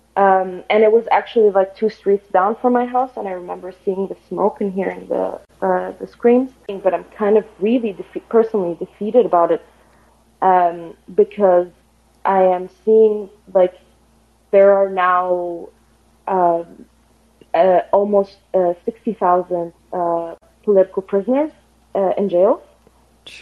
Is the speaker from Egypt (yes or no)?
yes; Egypt; moved away as an adult; now in Vienna, Austria; I am calling actually from Vienna, uh, but I'm originally actually from Egypt. I am just here to do my master's